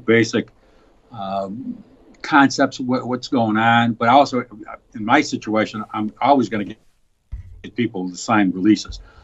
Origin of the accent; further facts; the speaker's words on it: Chicago, Illinois, United States; I was born and raised on the south side of Chicago